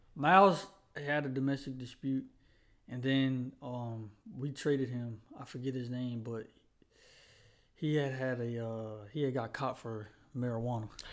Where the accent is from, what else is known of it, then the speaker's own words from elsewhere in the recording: North Carolina, United States; I'm from Carolina